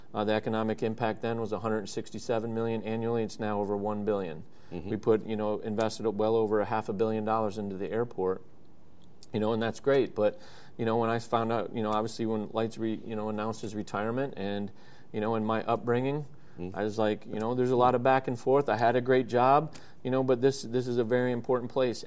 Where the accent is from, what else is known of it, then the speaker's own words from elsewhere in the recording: Oshkosh, Wisconsin, United States; moved away as an adult; now in Lakeland, United States; I was born in Oshkosh. Um, you know, grew up around EAA.